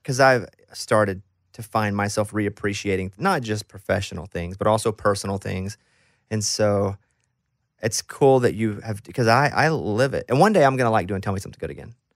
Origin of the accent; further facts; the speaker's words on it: Mountain Pine, Arkansas, United States; moved away; I grew up in Arkansas